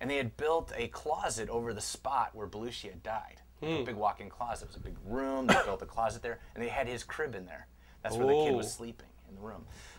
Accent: Chicago, Illinois, United States; now in Los Angeles, United States; I'm from Chicago.

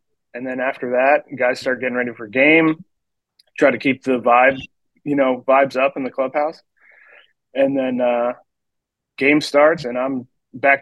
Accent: West Virginia, United States; I actually grew up in West Virginia, probably about 15 minutes outside of Hagerstown.

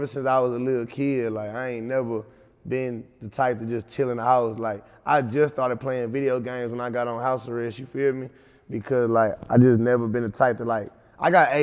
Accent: Texas City, Texas, United States; now in Houston, United States; I'm from Tech City, Texas

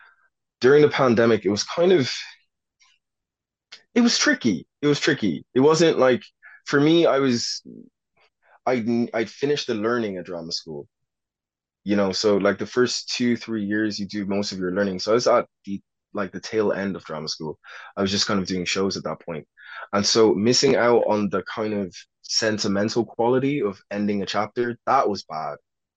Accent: Ireland; when I grew up in Ireland, I was really exposed to a lot of American media. So in Ireland, my accent, for people that were not attuned to the American accent, would sound American.

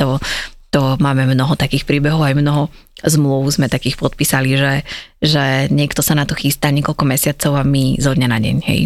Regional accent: Žilina, Žilina Region, Slovakia; moved away as an adult; now in Bratislava, Slovakia; Ja som zo Žiliny pôvodne, čo je menšie mesto

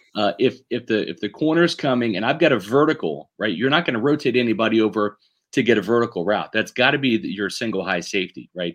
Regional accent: Kansas City, Missouri, United States; moved away; I grew up in Kansas City

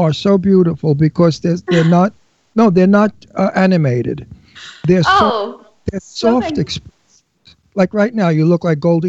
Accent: Brooklyn, New York, United States; I'm from Brooklyn.

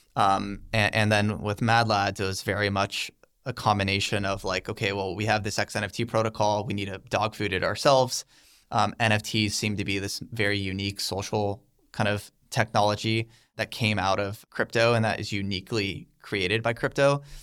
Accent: United States; I'm an American

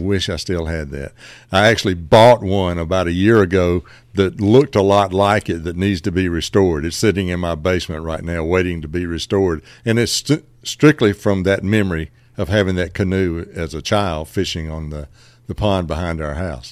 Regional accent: Bradley, Georgia, United States; I grew up about, uh, fifteen miles outside of Macon in Jones County, a little community called Bradley

